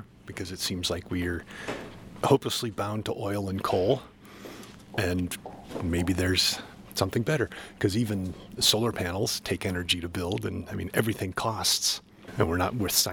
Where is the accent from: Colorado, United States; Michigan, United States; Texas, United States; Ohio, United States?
Colorado, United States; Boulder; now in Denver, United States; I'm from Boulder, but I live in Denver now